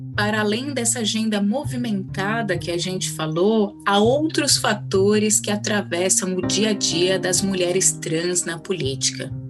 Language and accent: Portuguese; São Paulo, Brazil; Eu cresci em Perus, que fica a apenas quatro estações de trem de distância